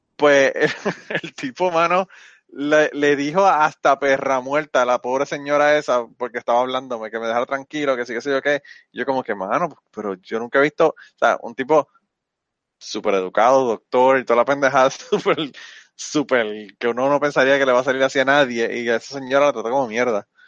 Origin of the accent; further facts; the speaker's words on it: Puerto Rico; yo no soy mexicano, yo soy puertorriqueño